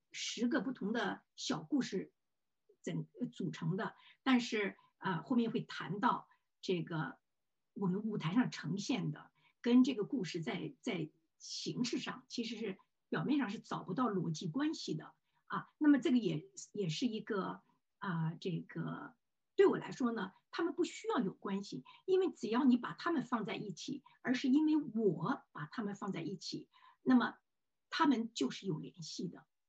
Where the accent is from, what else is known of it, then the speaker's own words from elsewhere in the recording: Luoyang, Henan, China; now in New York, United States; 我在洛阳成长的这些经历